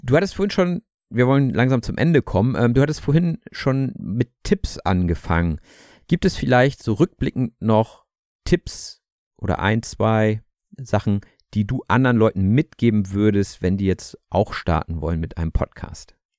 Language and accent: German; Germany; wir als Deutsche